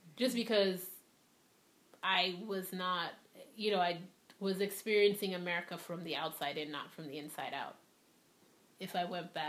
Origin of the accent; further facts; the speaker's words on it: Nigeria; moved away as an adult; also born or lived in Liberia / New York; now in United States; I was born in Liberia to Sierra Leonean parents. And then I moved to Nigeria when I was 6. And I lived in Nigeria from when I was 6 to 18.